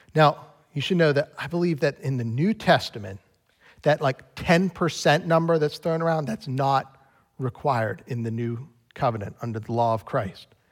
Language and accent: English; United States; I'm an American